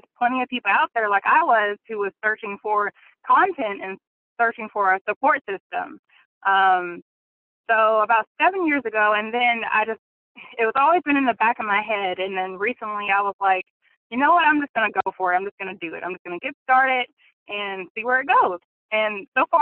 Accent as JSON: {"language": "English", "region": "Central Arkansas", "country": "United States", "said": "I'm from Central Arkansas"}